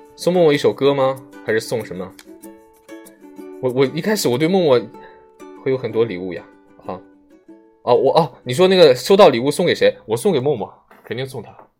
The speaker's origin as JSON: {"language": "Chinese", "region": "Shandong", "country": "China", "said": "我是山东人啊"}